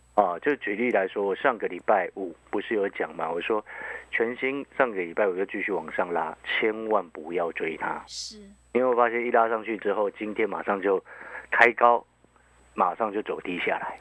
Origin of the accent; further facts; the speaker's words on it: Hualien, Hualien County, Taiwan; now in Taipei, Taiwan; 因为可能我在花莲长大，那个后来来台北念书这些的嘛，那时候我刚上台北的时候就非常的不习惯